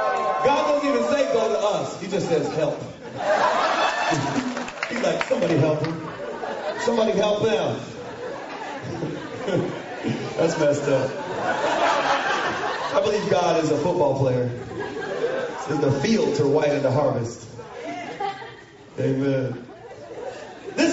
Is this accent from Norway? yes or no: no; Grand Rapids, Michigan, United States; I grew up in Grand Rapids, Michigan. My dad was a military Air Force veteran, and we traveled all over the world, and finally we settled in Michigan.